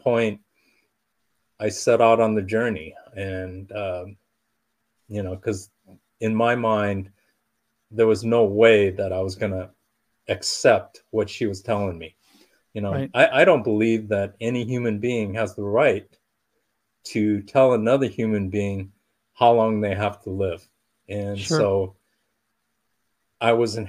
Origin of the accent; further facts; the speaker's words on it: Southern California, United States; I was born and raised in Southern California